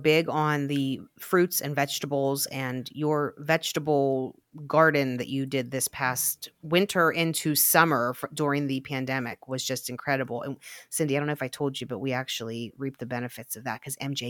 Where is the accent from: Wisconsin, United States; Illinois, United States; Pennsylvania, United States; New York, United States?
Pennsylvania, United States; Glassport; I always say that I was born in Glassport.